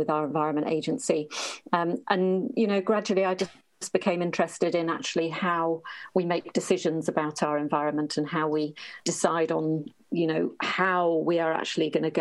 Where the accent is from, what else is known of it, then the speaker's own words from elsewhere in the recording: Norfolk, East of England, United Kingdom; I come from Norfolk, which is in the east of England.